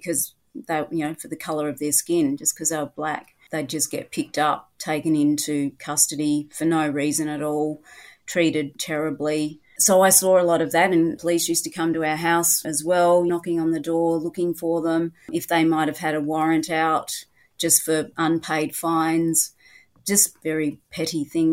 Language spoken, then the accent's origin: English; Adelaide, South Australia, Australia; now in Sydney, Australia; I was born and raised in Adelaide.